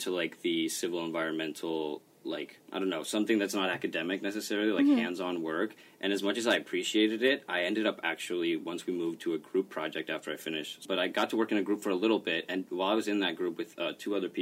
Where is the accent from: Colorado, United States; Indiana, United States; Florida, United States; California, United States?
Florida, United States; moved away as an adult; now in Los Angeles, United States; I'm from Florida originally